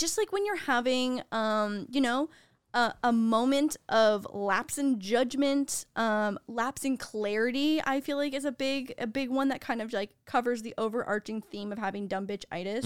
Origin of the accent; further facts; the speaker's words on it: Canada; moved away; being Canadian, we don't really do the whole sorority and fraternity thing